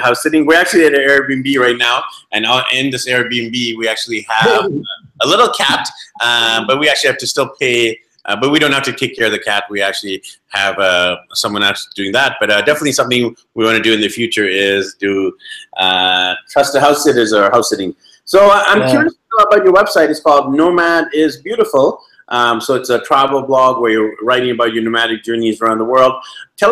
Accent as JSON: {"language": "English", "town": "Vancouver", "region": "British Columbia", "country": "Canada", "also_born_or_lived": "Medellin, Colombia", "moved": "yes", "said": "I'm actually from Vancouver, BC, Canada"}